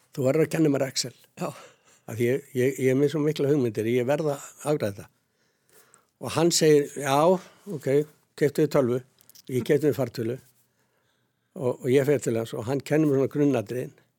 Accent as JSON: {"language": "Icelandic", "town": "Sandgerði", "region": "Southern Peninsula", "country": "Iceland", "tie": "born or raised there", "also_born_or_lived": "Hafnir", "said": "Ég er alveg upp í Sangeri ég hafa mínu mammu og hérna var þar alveg til 12 ára aldur"}